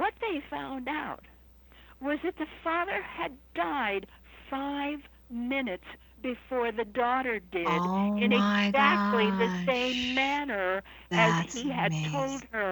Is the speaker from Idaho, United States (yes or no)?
yes; Idaho, United States; I'm from Idaho, so we're plain speakers out there.